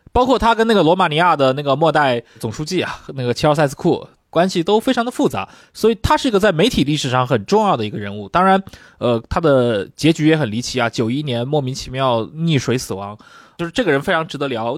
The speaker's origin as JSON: {"language": "Chinese", "country": "China", "said": "我们中国人"}